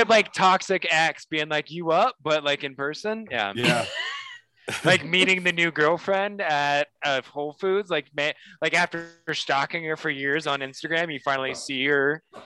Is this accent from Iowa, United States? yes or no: yes; Des Moines, Iowa, United States; moved away; where I grew up in Des Moines, aka the Canada of the United States